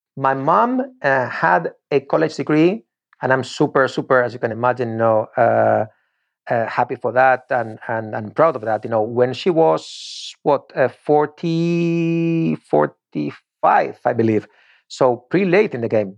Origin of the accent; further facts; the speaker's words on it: Torrejón de Ardoz, Community of Madrid, Spain; English is a second language; moved away as an adult; now in Florida, United States; one of the teams of my hometown, meaning Torrejon